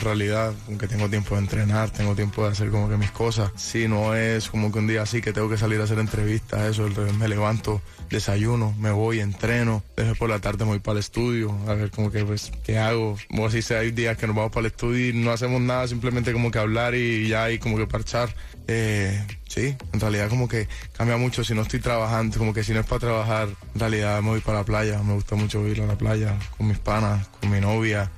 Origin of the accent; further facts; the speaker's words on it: Caribbean coast, Colombia; de donde yo soy, de la costa de Colombia